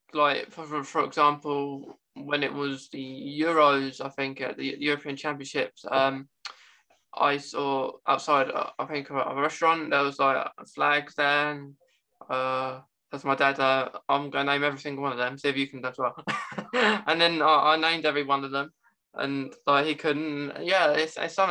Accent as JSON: {"language": "English", "region": "England", "country": "United Kingdom", "said": "of course I can speak English. I'm English."}